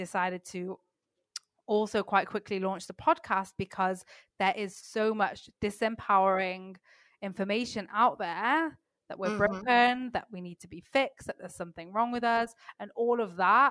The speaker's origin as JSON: {"language": "English", "town": "Manchester", "region": "North West England", "country": "United Kingdom", "also_born_or_lived": "south of France", "moved": "yes", "lives_now": "France", "said": "I'm actually living in south of France right now, which is not where my accent is from. but I'm from the UK. I'm from Manchester in England."}